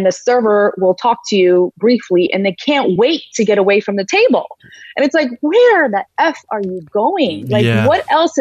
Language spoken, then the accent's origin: English; Georgia; moved away; also born or lived in St. Louis; It's Valley, Georgia, not the Peach State, but the country of Georgia in Eastern Europe